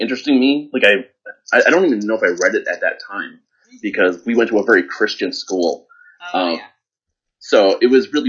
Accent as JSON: {"language": "English", "town": "Chicago", "region": "Illinois", "country": "United States", "said": "I'm from Chicago, so, you know, living in Chicago, there's a huge community for gaming"}